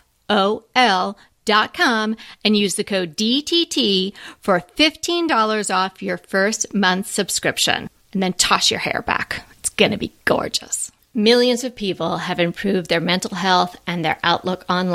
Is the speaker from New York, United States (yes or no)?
yes; Long Island, New York, United States; I'm from Long Island, I am not an island girl